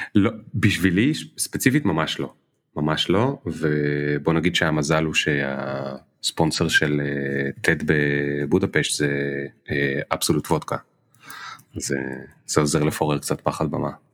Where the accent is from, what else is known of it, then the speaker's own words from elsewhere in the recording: Krayot, Haifa District, Israel; אני גדלתי בקריות